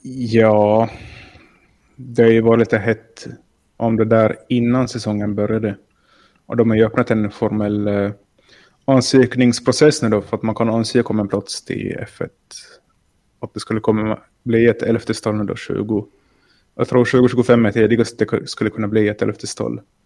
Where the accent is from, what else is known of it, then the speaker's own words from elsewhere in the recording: Finland; jag är från Finland